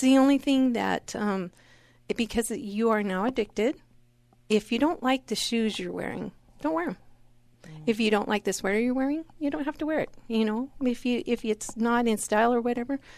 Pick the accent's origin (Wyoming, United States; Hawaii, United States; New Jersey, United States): Wyoming, United States; moved away; I grew up in Wyoming.